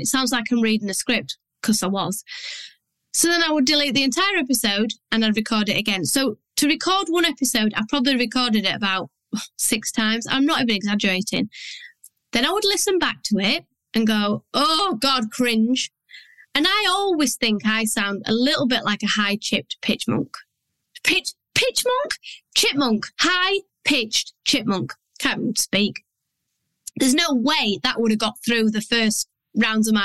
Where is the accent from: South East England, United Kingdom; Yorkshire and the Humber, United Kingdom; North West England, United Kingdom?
Yorkshire and the Humber, United Kingdom; I'm from Yorkshire. I do not talk how I write.